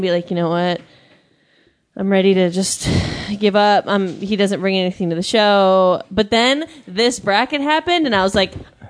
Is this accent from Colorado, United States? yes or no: yes; Loveland, Colorado, United States; now in Los Angeles, United States; I was born and raised in Colorado. I was born and raised in Loveland.